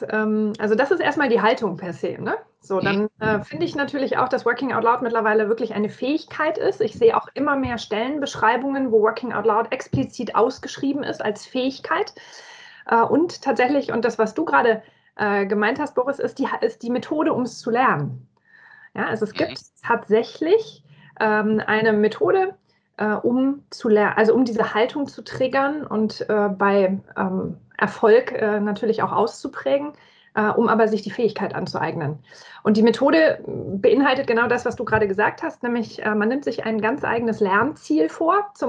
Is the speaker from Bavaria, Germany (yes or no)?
yes; Nuremberg, Bavaria, Germany; Ich bin geborene Fränkin, Mittelfränkin, um es genau zu sagen. Ich komme aus Nürnberg.